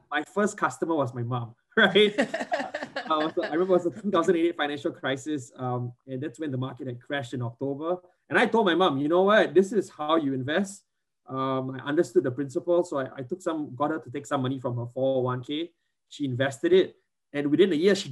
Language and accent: English; Singapore; I grew up in Singapore